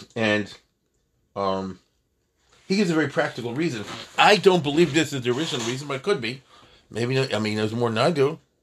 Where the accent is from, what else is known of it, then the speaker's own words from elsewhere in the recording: United States; as an American